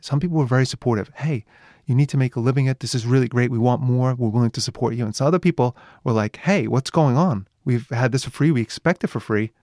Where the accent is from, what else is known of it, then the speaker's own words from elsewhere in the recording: New York, United States; moved away as an adult; now in Japan; I'm from New York